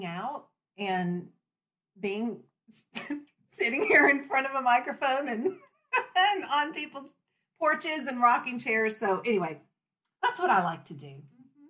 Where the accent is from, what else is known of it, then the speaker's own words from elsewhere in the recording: Texas, United States; moved away as an adult; now in Virginia, United States; I'm from Texas. I'm a transplant to Virginia.